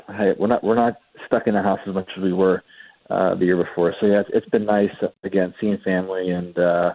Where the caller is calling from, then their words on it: Aurora, Ontario, Canada; I'm calling in from my home in Aurora, Ontario.